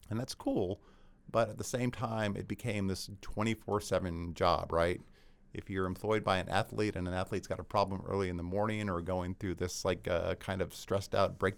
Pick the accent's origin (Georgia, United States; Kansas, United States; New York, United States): Georgia, United States; It was a good move for me because I grew up in Georgia.